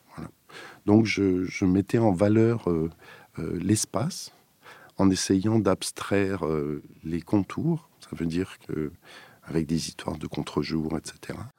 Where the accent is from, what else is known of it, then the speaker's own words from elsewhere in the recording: Strasbourg, Grand Est, France; j'étais natif de Strasbourg